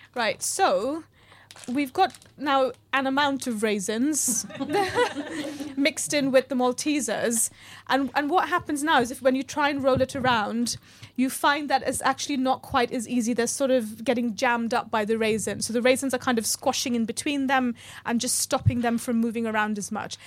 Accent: New York, United States; I grew up in New York, and, uh, it was the eighties

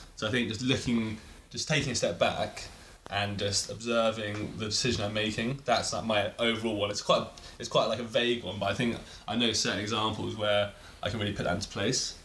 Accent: England, United Kingdom; I kind of associate with being English

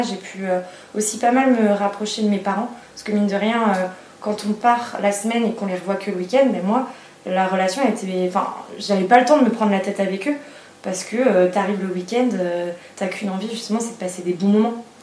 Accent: Vendée, Pays de la Loire, France; moved away as an adult; now in Nantes, France; je suis née en Vendée. Et là, actuellement, j'habite à Nantes

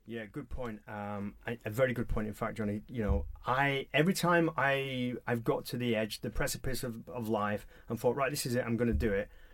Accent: Halifax, Yorkshire and the Humber, United Kingdom; I was brought up in Booth Town in Halifax, West Yorkshire

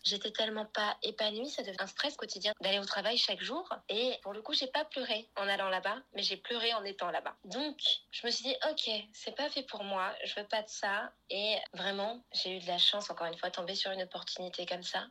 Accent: Paris, Île-de-France, France; moved away as an adult; now in Lisbon, Portugal; je suis née sur Paris, maintenant je suis sur Lisbonne

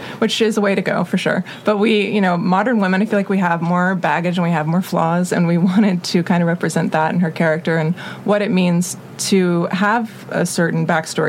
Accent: Atlanta, Georgia, United States; I'm from Atlanta, so I grew up with, you know, basically in Buckhead or Sandy Springs

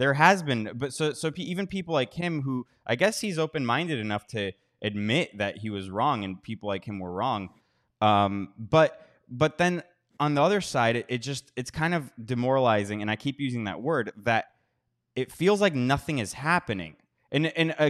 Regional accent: United States; moved away; I'm from America.

